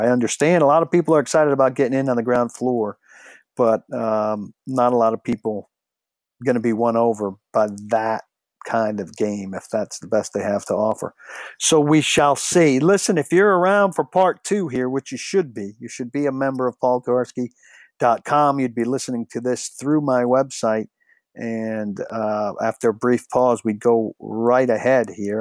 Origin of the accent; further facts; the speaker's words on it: Nashville, Tennessee, United States; I was from Nashville